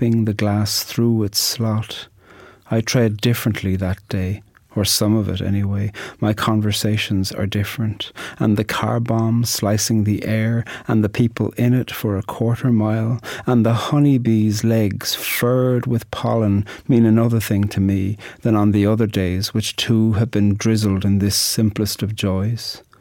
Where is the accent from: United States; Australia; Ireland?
Ireland; I'm an Irish poet